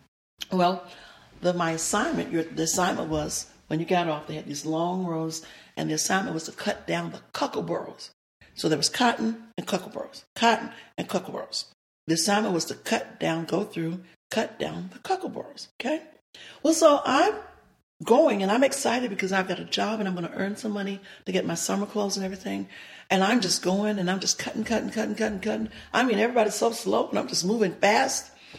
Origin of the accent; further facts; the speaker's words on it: the South, United States; one of the things growing up in the South that I always yearned and always desired was to have a daddy.